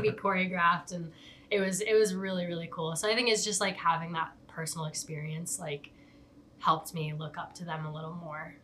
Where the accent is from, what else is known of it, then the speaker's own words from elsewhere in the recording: Tucson, Arizona, United States; also born or lived in Upper Peninsula, Michigan; I was born in Upper Michigan, but um, and most of my family's from there, but most of my time has has been spent in Tucson. Um, I moved here when I was three, almost four years old.